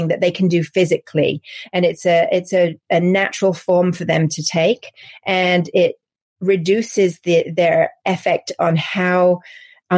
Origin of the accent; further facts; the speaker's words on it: England, United Kingdom; accent: English; moved away as an adult; also born or lived in Paris; now in United States; As you can probably tell from my accent, I'm English. So my career started in England and in Paris